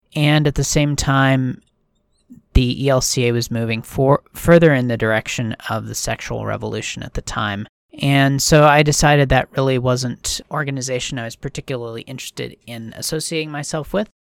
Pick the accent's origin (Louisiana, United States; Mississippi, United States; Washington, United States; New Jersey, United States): Washington, United States; also born or lived in Minnesota; I grew up here in Washington.